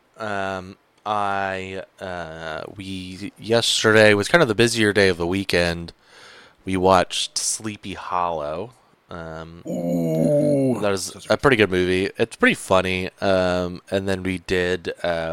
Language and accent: English; Georgia, United States; moved away; growing up in Georgia